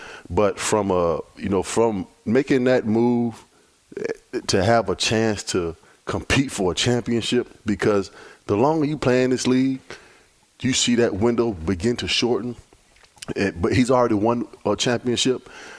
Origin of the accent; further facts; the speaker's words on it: Virginia Beach, Virginia, United States; I grew up in Virginia Beach, Virginia.